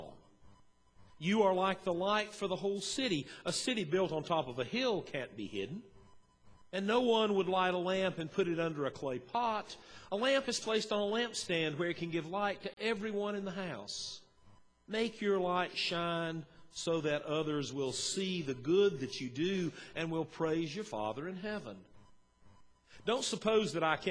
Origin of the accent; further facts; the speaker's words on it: Western North Carolina, United States; moved away as an adult; also born or lived in Banner Elk, North Carolina; now in Kingsport, United States; I grew up in Western North Carolina, and then I spent 17 years in Banner Elk